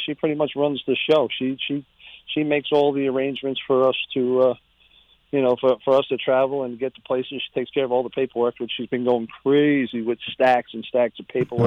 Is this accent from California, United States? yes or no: no; Riverhead, New York, United States; growing up in Riverhead